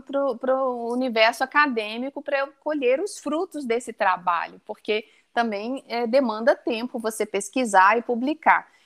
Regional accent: Brazil; Nós somos brasileiros

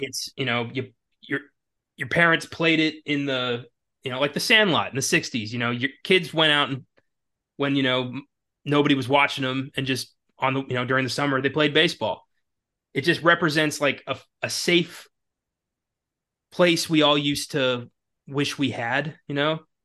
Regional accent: Maryland, United States; now in Texas, United States; I'm from a s, you know, a small mountain town in Maryland

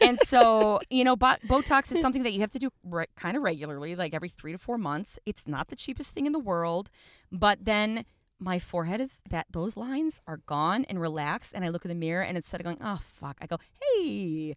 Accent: Buffalo, New York, United States; I grew up in Buffalo

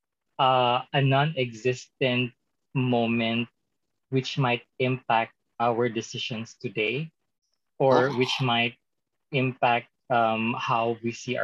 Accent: a small city in South Cotabato, Soccsksargen, Philippines; moved away; I came from like a very small city in the south of Cotabato province of the Philippines

